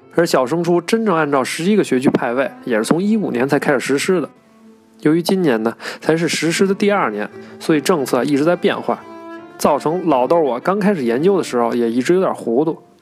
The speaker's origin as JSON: {"language": "Chinese", "region": "Beijing", "country": "China", "tie": "born or raised there", "said": "我从小就是在西城长大的"}